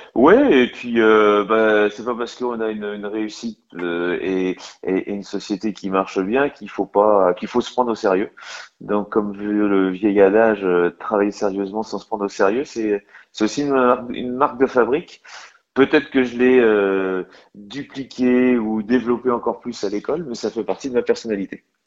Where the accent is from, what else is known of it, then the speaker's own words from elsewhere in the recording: Lorient, Brittany, France; je suis originaire du Morbihan et, euh, donc originaire de, des côtes, puisque j'habite et je suis originaire de Lorient